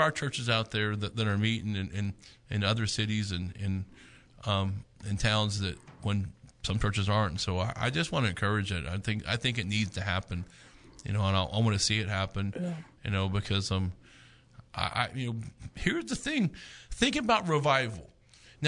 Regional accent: United States; also born or lived in Oklahoma; As an American citizen

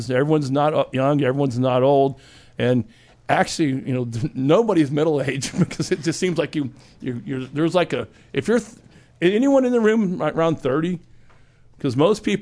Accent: Texas, United States; I'm from Texas, technically.

